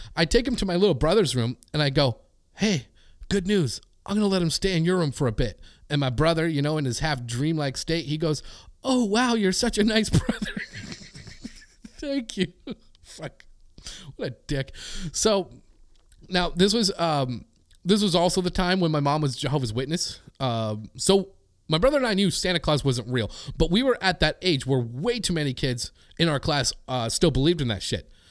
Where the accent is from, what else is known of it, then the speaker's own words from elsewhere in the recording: Canada; as a Canadian